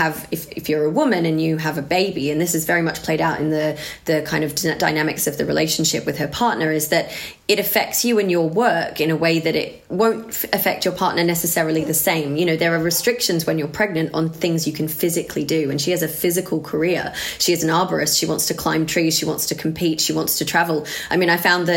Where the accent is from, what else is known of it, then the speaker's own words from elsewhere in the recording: Australia; I grew up in Australia